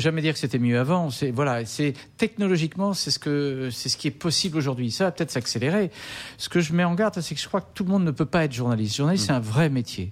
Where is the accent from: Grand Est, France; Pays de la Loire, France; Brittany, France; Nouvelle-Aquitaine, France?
Pays de la Loire, France; Nantes; also born or lived in Languedoc; je suis né à Nantes et j'étais bercé au muscadet au gros plan